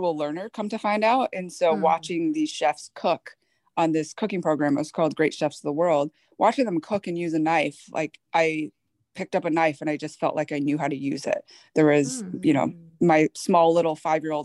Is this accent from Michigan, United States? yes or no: yes; Michigan, United States; also born or lived in Seoul, South Korea; born in Seoul, South Korea. I was adopted at 4 months old. I was raised in Michigan